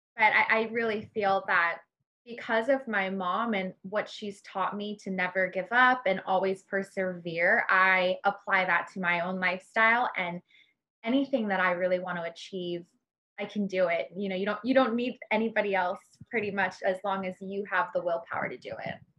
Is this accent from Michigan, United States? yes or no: no; Honolulu, Hawaii, United States; I grew up in Honolulu. I grew up in the Kahala area.